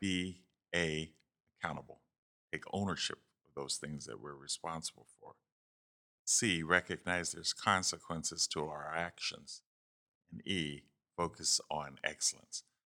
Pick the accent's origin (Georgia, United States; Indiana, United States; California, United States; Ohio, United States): Ohio, United States; Youngstown; moved away as an adult; also born or lived in Texas; I'm from Youngstown, Ohio. Um, went to Cardinal Mooney High School there and, um, grew up on the south side of, of Youngstown